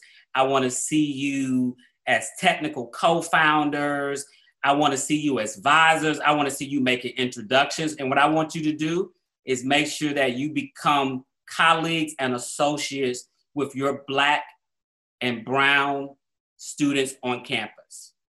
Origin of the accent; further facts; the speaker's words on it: Atlanta, Georgia, United States; I grew up in Black Atlanta. Everything I saw that was inspiration to me growing up in Atlanta was Black.